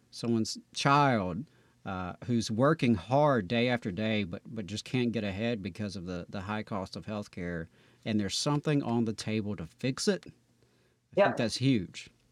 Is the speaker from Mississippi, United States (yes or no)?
yes; Meridian, Mississippi, United States; now in Alabama, United States; we may have a hometown in common uh, because I'm from Meridian, Mississippi